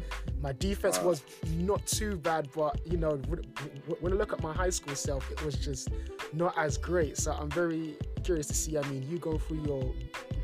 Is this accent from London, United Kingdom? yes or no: yes; London, United Kingdom; me being born and raised in London